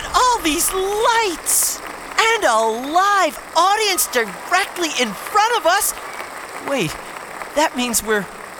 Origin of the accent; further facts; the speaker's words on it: Long Island, New York, United States; I'm from Long Island.